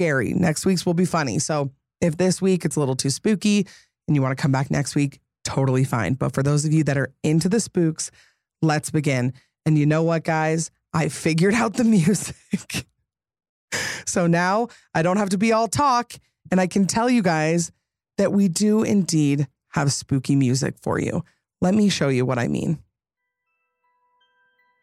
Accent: Utah, United States; I'm from Utah

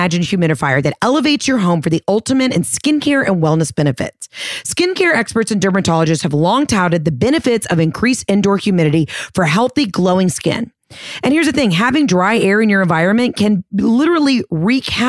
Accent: the South, United States; I'm from the South

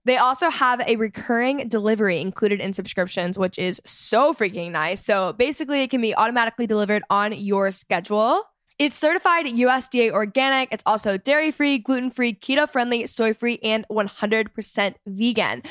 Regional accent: Texas, United States; my hometown experience in Texas

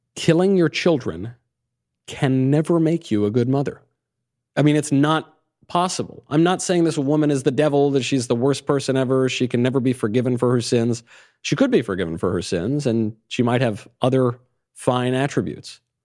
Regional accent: New York, United States; moved away; I come from New York. I was in New York in the nineties.

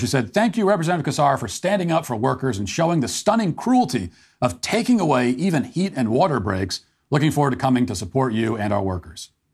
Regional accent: United States; as an American

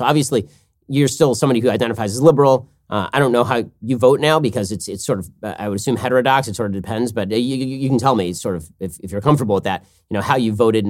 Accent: New York, United States; And look at me, I'm a New Yorker.

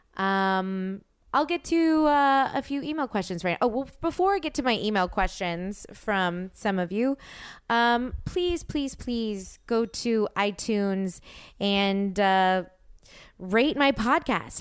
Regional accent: New Orleans, Louisiana, United States; now in Los Angeles, United States; my dad is from New Orleans and I'm from New Orleans

